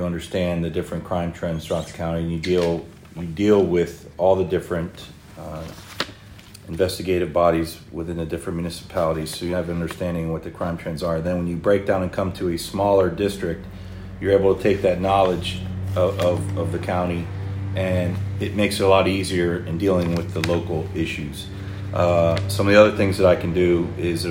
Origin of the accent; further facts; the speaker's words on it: Youngstown, Ohio, United States; moved away as an adult; also born or lived in South Florida; now in Florida, United States; I'm originally from Northeast Ohio, the Youngstown area. It's where I grew up.